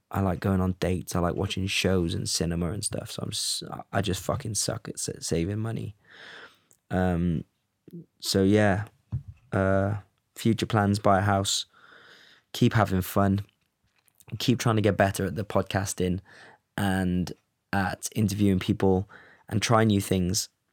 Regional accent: Cardiff, Wales, United Kingdom; also born or lived in Los Angeles, United States / Amsterdam, Netherlands; now in London, United Kingdom; I'm from Cardiff

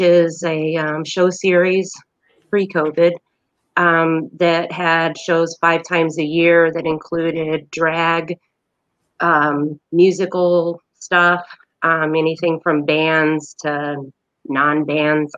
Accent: Indiana, United States; also born or lived in Denver, Colorado; now in Lansing, United States; I'm a Hoosier at heart. I was born in Indiana

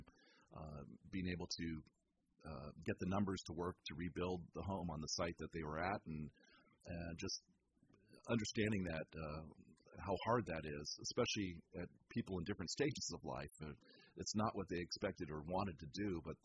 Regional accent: San Francisco, California, United States; moved away as an adult; now in Petaluma, United States; I was born and raised in San Francisco.

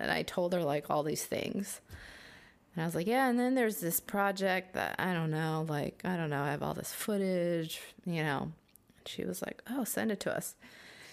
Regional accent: United States; as Korean American who was basically welcomed

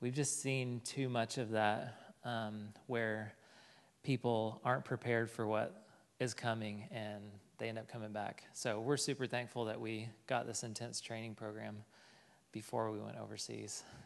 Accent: Fort Smith, Arkansas, United States; moved away; I am from Fort Smith, Arkansas, and I went to college here at the U

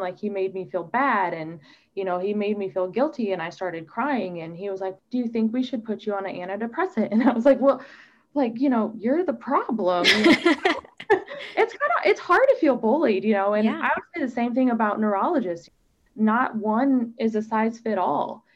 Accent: Omaha, Nebraska, United States; moved away; I grew up in Omaha, Nebraska

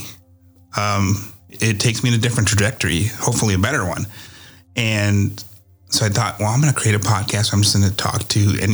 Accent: Iowa, United States; now in Texas, United States; I'm from Iowa and I'm in Texas as well. And I have to make my trip to Iowa once a year so I can see where I came from

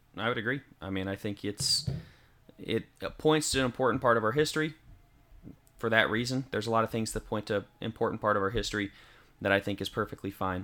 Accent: Denver, Colorado, United States; now in White Bluff, Tennessee, United States; I'm from Denver, but, uh, you know, I live in White Bluff, Tennessee.

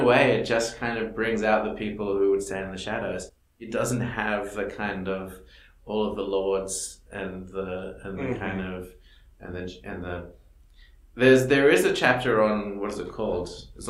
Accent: Australia; moved away; I grew up in Australia

